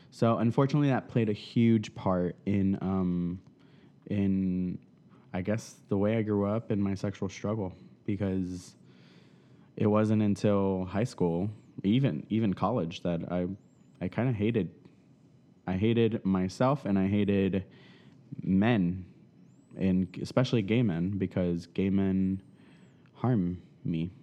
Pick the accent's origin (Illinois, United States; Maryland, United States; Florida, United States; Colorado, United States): Florida, United States; South; moved away; I'm from South Florida